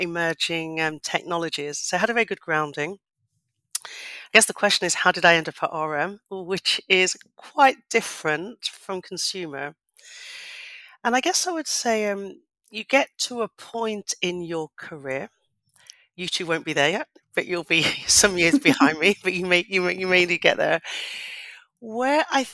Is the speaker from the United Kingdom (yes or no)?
yes; Leicester, East Midlands, United Kingdom; I come from Leicester, come from a council estate in Leicester, from a single parent family with my mum and my sisters